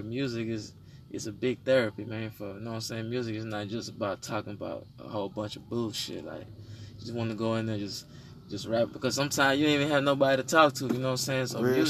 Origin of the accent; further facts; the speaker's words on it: Houston, Texas, United States; I come from Honduran origin, you know what I'm saying? I was raised in Fifth Ward.